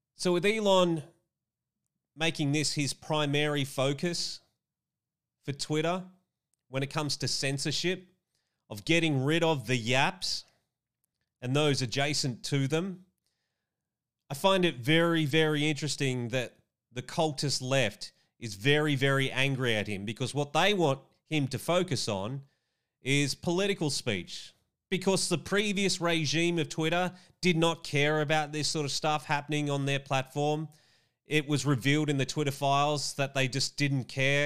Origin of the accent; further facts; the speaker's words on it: Australia; my home country of Australia